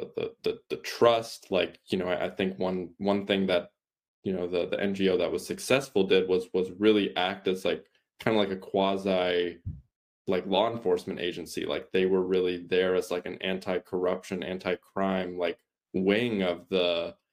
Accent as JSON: {"language": "English", "country": "United States", "tie": "born or raised there", "said": "I was born in the States"}